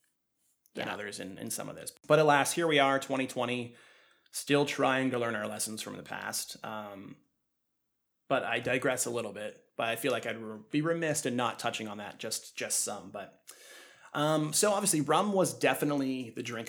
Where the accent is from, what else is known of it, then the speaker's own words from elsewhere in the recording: New England, United States; coming from this area.